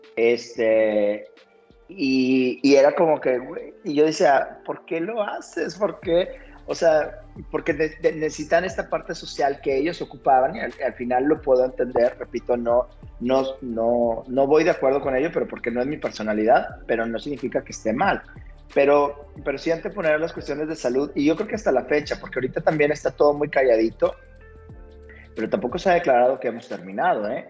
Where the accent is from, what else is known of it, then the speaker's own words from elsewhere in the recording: Monterrey, Nuevo León, Mexico; como sociedad mexicana, incluso hasta como regia